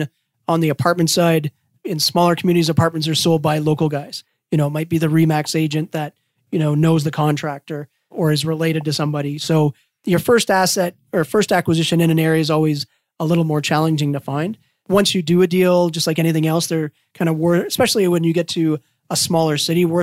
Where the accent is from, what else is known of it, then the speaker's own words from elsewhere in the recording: Walkerton, Ontario, Canada; we grew up in Waukerton, Ontario, which is very small